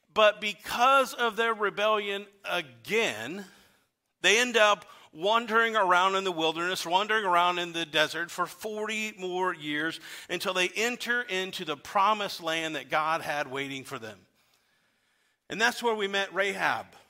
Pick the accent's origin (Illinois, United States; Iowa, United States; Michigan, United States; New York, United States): Illinois, United States; Weldon; now in Pekin, United States; I had the opportunity to travel to my hometown. I grew up in Weldon, Illinois